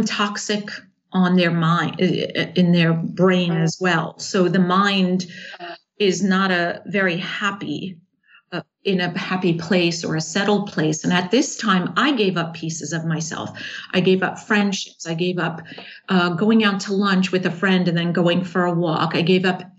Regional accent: New York, United States; moved away; also born or lived in Charlotte, North Carolina; I'm from New York because that's where I'm born

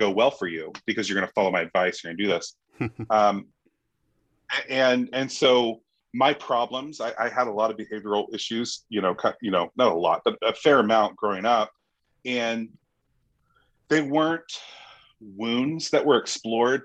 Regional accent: United States; I'm American.

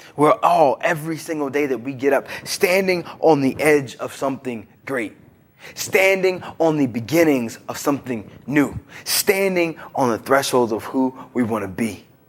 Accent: Virginia, United States; I'm from Broad Knacks, Virginia

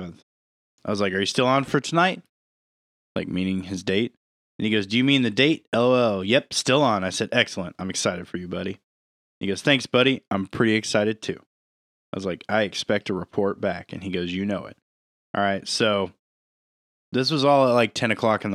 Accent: Kokomo, Indiana, United States; I'm from Kokomo

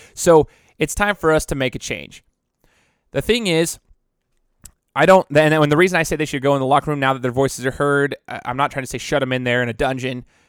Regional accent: United States; I'm as American as it gets

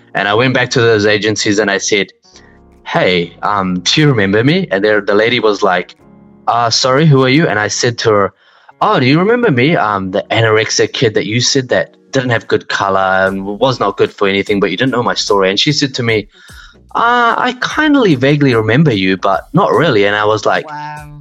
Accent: New Zealand; born or raised there; also born or lived in Pakistan

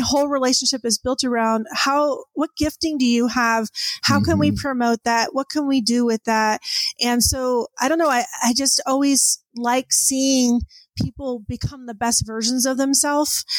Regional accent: San Diego, California, United States; moved away as an adult; also born or lived in Orange County, California; now in Plainview, United States; I grew up in Southern California. I was born in Orange Orange County, but then okay. uh, eventually, I think about age three, my parents moved to San Diego

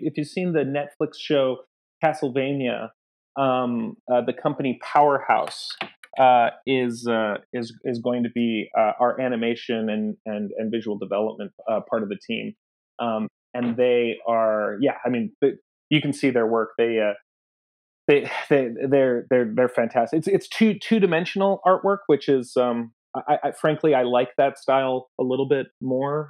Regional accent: United States; I'm from New York

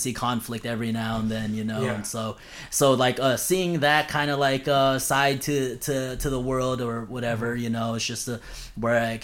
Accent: Los Angeles, California, United States; I grew up in I grew up in LA in California

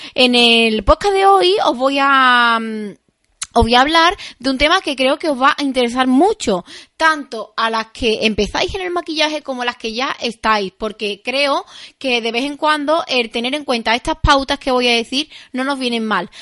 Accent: Seville, Andalusia, Spain; now in Arahal, Spain; yo soy de Sevilla

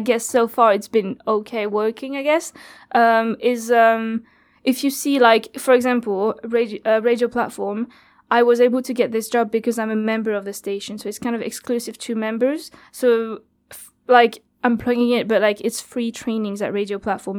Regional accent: France; first language French; English is a second language; moved away as an adult; now in Cardiff, United Kingdom; so I'm from France

